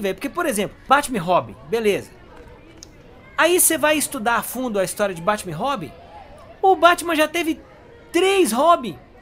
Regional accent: Brazil; Porque eu sou brasileiro

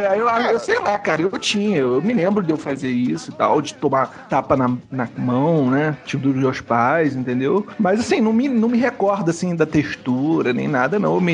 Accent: Niterói, Rio de Janeiro, Brazil; lá na minha cidade e tal, um costão lá de Taquatiara, Niterói.

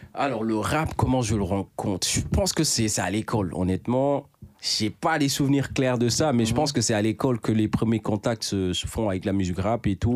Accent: Dakar, Senegal; also born or lived in Bakel, Senegal; je viens du Sénégal, de Dakar même si je suis né à Bakel, Bakel

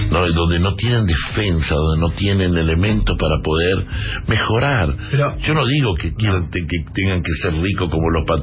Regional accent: Guachipas, Salta, Argentina; ¿Dónde naciste, …? En Salta. es soy salteño. ¿En qué lugar de Salta? En un pueblito que se llama Guachipas

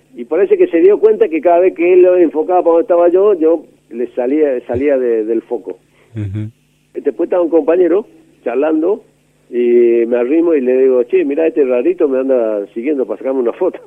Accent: Ituzaingó, Corrientes, Argentina; Yo nací en Ituzaingó, provincia de Corrientes.

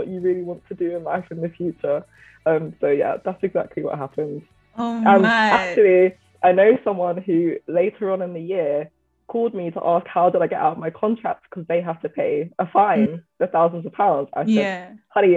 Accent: Nigeria; You Nigerians, even though I am too

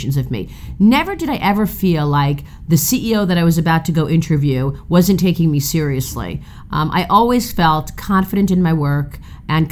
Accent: New York City, New York, United States; I'm from Brooklyn, and my dad had started a restaurant

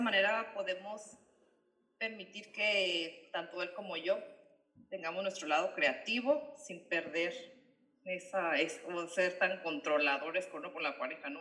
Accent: Ensenada, Baja California, Mexico; also born or lived in Australia; siendo aquí de, Ensenada

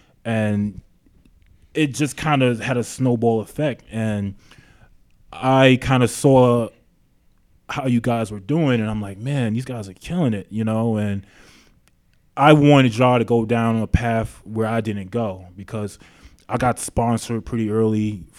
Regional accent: Queens, New York, United States; now in Long Beach, United States; I'm from South Jamaica, Queens. I've been living in Long Beach now for 10 years.

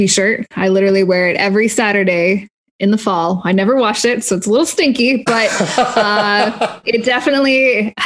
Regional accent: Canada; moved away; I'm originally from Canada.

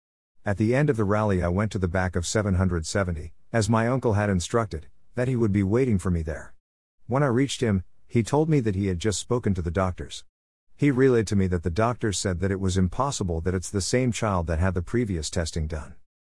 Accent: Johannesburg, Gauteng, South Africa; growing up in Johannesburg, South Africa, I was greatly influenced by my uncle, who had recently become Torah observant.

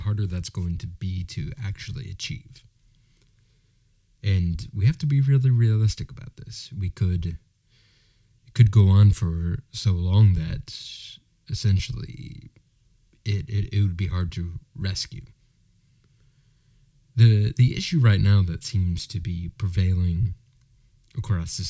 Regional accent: United States

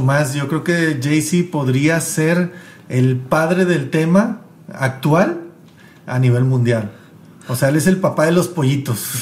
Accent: Mexico; vengo de México

